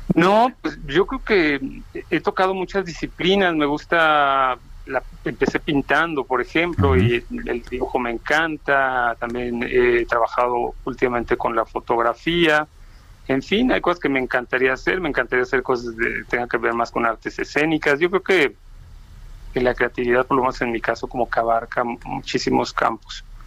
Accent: Mexico City, Mexico; also born or lived in Uruapan, Michoacán; En la Ciudad de México yo llegué de Uruapan con toda la familia cuando tenía nueve años, hace ya muchos, y me quedé en la Ciudad de México

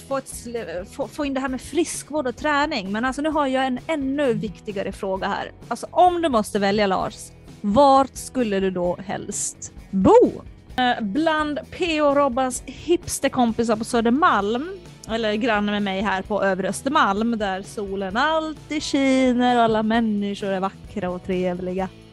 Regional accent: Finland; moved away; also born or lived in Sweden; jag är uppvuxen i Finland

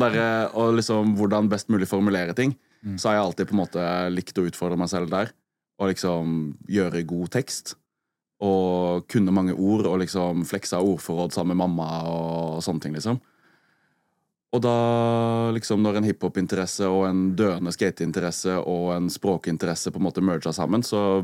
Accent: Arendal, Agder, Norway; jeg er oppvokst med liksom kjempebrei arendalsdialekt

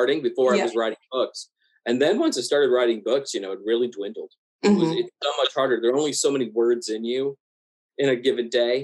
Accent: American South, United States; I grew up in the American South

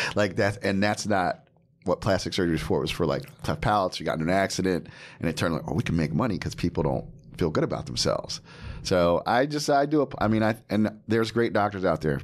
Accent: New Jersey, United States; I'm American, born in Jersey

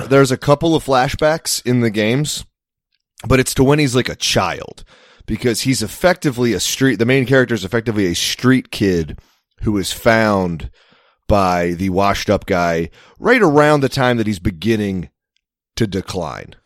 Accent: United States; I am an American

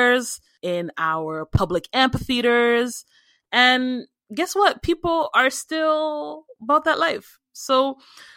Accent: Nigeria; I am Nigerian

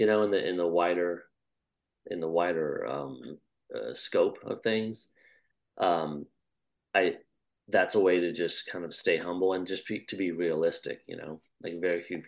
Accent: Iowa, United States; I grew up in Iowa, and just seeing how there's just nothing and there's just a flat, endless horizon

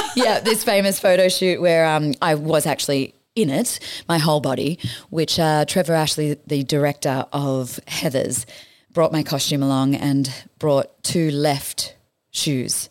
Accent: Batemans Bay, New South Wales, Australia; moved away as an adult; I escaped home to my hometown of Batemans Bay

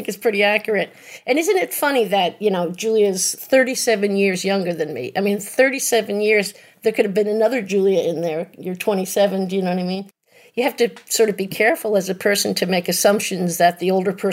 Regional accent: New York, United States; I grew up right outside of New York City

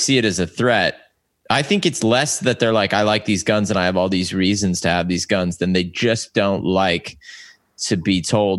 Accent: West Coast, United States; where I grew up in America on the West Coast

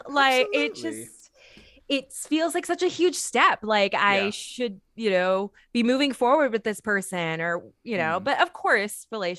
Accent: Bay Area, California, United States; moved away as an adult; now in Los Angeles, United States; So I'm originally from the Bay Area.

